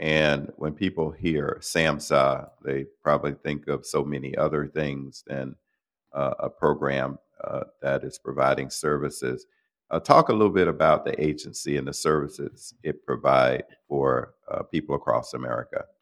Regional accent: Florida, United States; I'm from Florida, started there

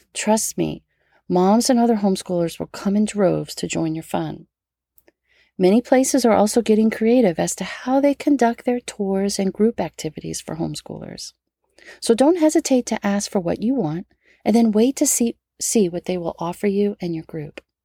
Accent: United States; as an American patriot

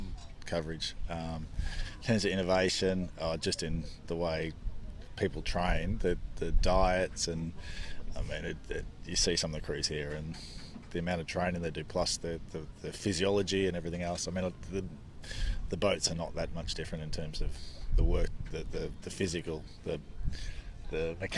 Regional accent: Australia; I'm Australian

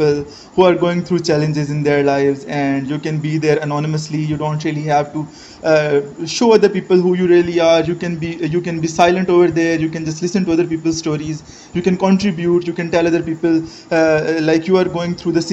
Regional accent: Pakistan; I am from Pakistan. I am 23

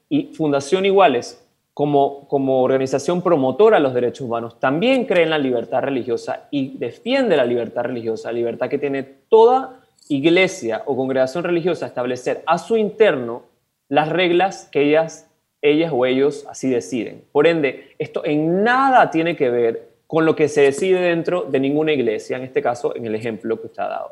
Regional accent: Panama; tenemos todos como panameñas y panameños

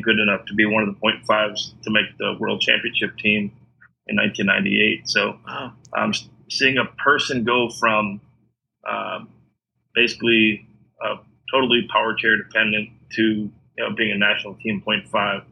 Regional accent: Illinois, United States; moved away as an adult; Growing up in the Midwest, growing up in Illinois, and then going to the University of Illinois

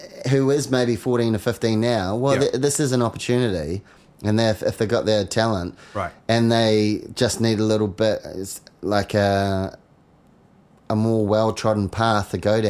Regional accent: New Zealand; We're from New Zealand. Yeah. We're like little brother to everybody.

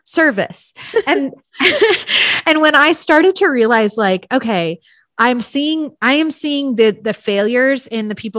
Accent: San Francisco, California, United States; I'm from San Francisco area.

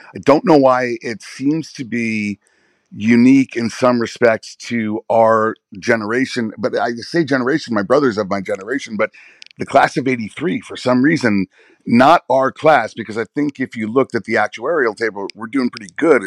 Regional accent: New York City, New York, United States; As a white kid growing up on the Upper East Side

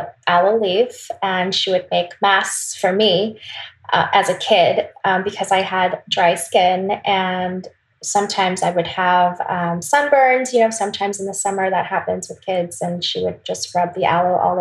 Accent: Wisconsin, United States; also born or lived in South Korea; I was born in Wisconsin, but I do have a lot of influence, Korean influence, because I did go to Korea a lot when I was little.

